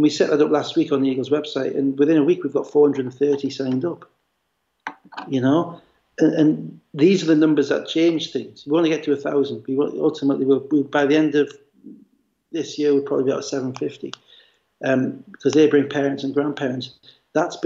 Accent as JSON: {"language": "English", "town": "Gateshead", "region": "North East England", "country": "United Kingdom", "also_born_or_lived": "United States", "said": "a boys club that I used to play for football for in Gateshead"}